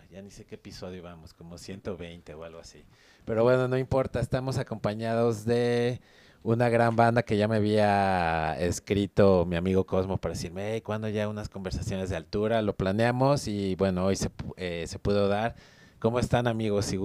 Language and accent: Spanish; Mexico; yo soy de Aragón.